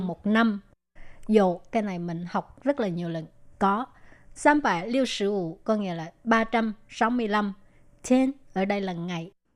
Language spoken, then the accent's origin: Vietnamese; Vietnam; now in Taiwan; người việt mình qua đây